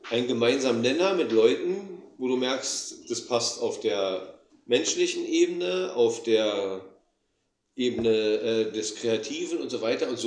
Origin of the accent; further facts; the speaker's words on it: Berlin, Germany; Wir, wir kommen halt aus West-Berlin. West-Berlin ist ja der amerikanische Sektor gewesen.